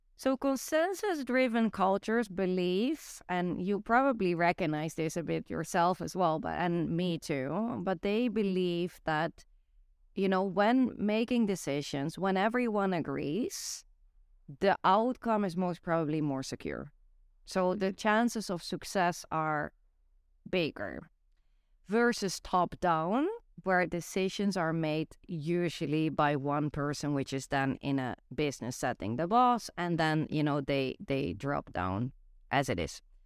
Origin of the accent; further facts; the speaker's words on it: Netherlands; English is a second language; moved away; growing up in the Netherlands